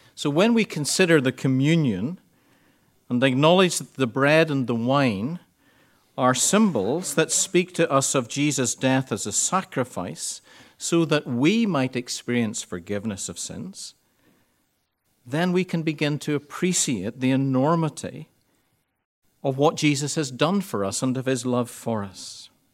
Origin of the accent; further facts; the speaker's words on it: Ireland; we're Irish